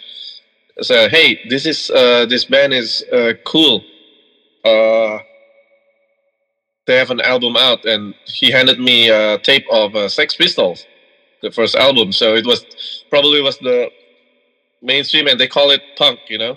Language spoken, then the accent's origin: English; Bandung, West Java, Indonesia; moved away as an adult; now in Jakarta, Indonesia; we're from Indonesia